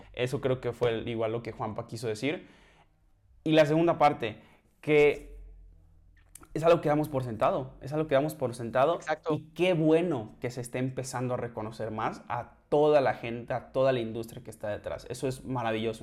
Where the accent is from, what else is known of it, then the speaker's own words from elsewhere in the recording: Mexico; also born or lived in central Mexico; soy mexicano